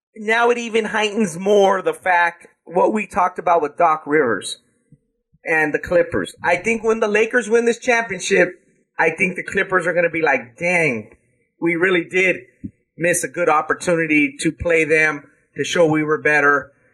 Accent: South Gate, California, United States; they're from my hometown

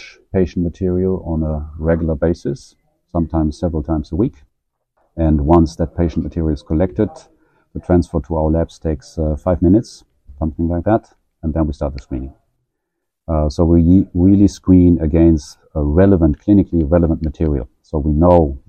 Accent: Germany; moved away as an adult; also born or lived in Dublin, Ireland / San Francisco Bay Area / Scandinavia; now in Oslo, Norway; I'm originally from Germany. But I left Germany now, I think a little bit 20 years ago

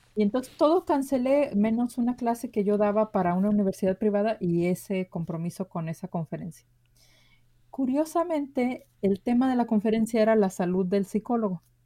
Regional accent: Guadalajara, Jalisco, Mexico; yo nací en Guadalajara, Jalisco. Nací en una colonia muy humilde de Guadalajara

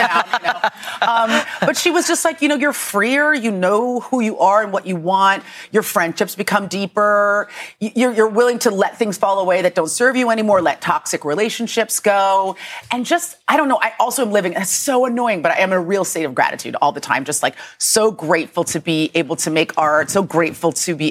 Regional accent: San Francisco, California, United States; moved away; It's set in San Francisco. And that's my hometown.

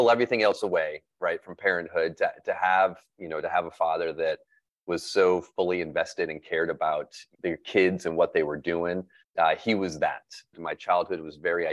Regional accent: Flint, Michigan, United States; moved away; I always tell people that, I've lived a lot of places since then, but I always tell people I'm from Flint with pride

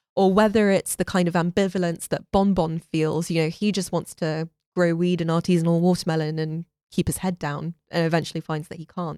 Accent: London, United Kingdom; moved away; also born or lived in Florida, United States; I was born in London

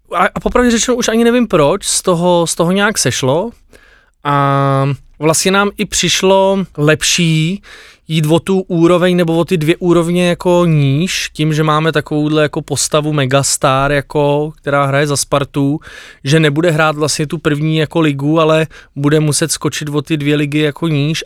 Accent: Bohemia, Czechia; u nás v Čechách

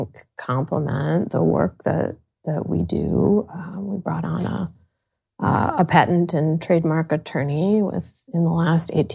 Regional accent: Sandusky, Ohio, United States; moved away as an adult; I grew up in Sandusky, Ohio

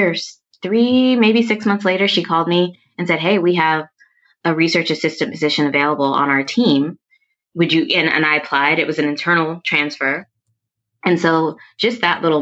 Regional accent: Minneapolis, Minnesota, United States; moved away as an adult; now in New York City, United States; I'm originally from the upper Midwest. I'm from Minneapolis

